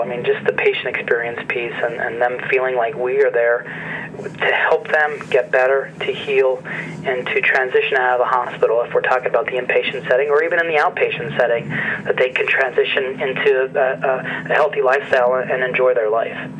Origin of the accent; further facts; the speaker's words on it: northeastern central Pennsylvania, United States; also born or lived in Boston / Pittsburgh / Hershey; I'm originally from Pennsylvania. I grew up in a very small coal mining town in, in northeastern central Pennsylvania